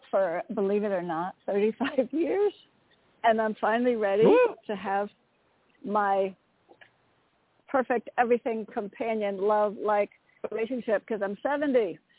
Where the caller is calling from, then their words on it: Connecticut, United States; I'm calling from Connecticut